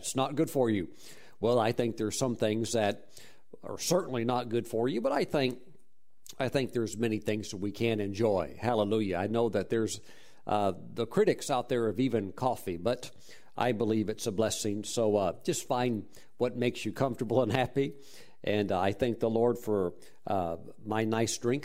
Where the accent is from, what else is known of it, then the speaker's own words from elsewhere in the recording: Mississippi, United States; moved away; also born or lived in Texas; I grew up in Mississippi and eventually migrated to Texas and so forth